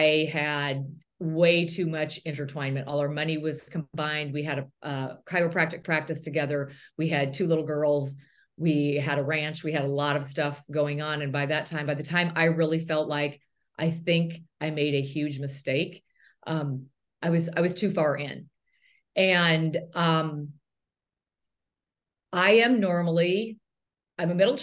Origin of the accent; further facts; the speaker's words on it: near Bozeman, Montana, United States; moved away as an adult; also born or lived in Chicago; I grew up in a little tiny community right by Bozeman, Montana